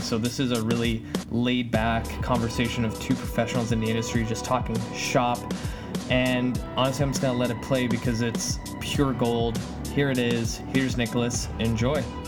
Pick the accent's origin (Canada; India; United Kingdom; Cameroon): Canada; Langley, British Columbia; also born or lived in Poland; kind of like in the suburbs, so I'm like 40 minutes away from downtown Vancouver